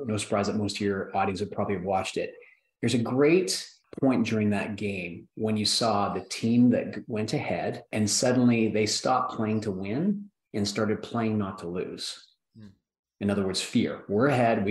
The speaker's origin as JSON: {"language": "English", "country": "Canada", "tie": "born or raised there", "said": "I grew up in Canada, there was no toy distribution companies or toy manufacturing companies. I grew up where there's agriculture and oil."}